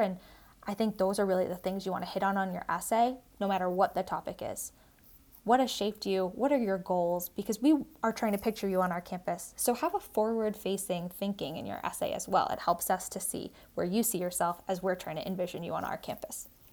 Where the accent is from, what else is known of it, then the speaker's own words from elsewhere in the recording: South Shore of Massachusetts, United States; I grew up in the South Shore of Massachusetts